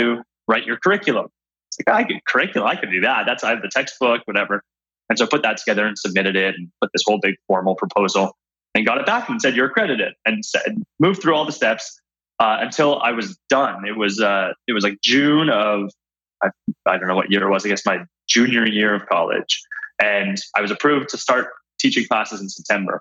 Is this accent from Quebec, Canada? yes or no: no; Toronto, Ontario, Canada; I grew up in Canada